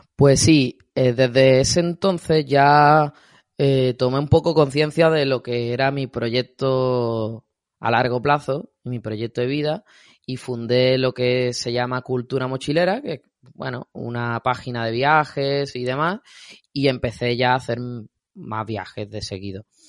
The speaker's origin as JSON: {"language": "Spanish", "region": "Andalusia", "country": "Spain", "said": "soy andaluz"}